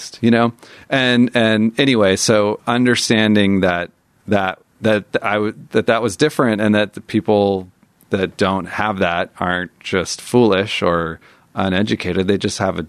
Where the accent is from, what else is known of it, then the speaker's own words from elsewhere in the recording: near San Francisco, California, United States; growing up near San Francisco